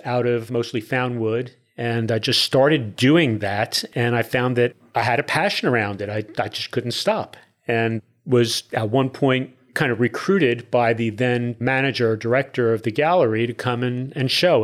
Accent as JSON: {"language": "English", "town": "Newark", "region": "New Jersey", "country": "United States", "tie": "born or raised there", "also_born_or_lived": "Spring/Tomball area, Texas", "moved": "as an adult", "lives_now": "Tomball, United States", "said": "born and raised in Newark, New Jersey"}